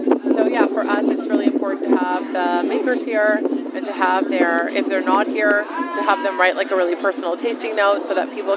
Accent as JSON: {"language": "English", "town": "Terrace Bay", "region": "Ontario", "country": "Canada", "tie": "born or raised there", "said": "I'm an Ontario girl. I was born in Terrace Bay, Northern Ontario."}